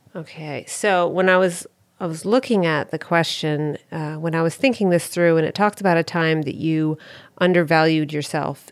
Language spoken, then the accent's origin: English; Northern New Hampshire, United States; moved away; I'm from Northern New Hampshire